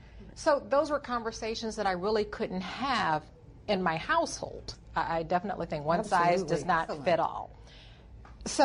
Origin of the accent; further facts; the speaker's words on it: Michigan, United States; I grew up in Michigan.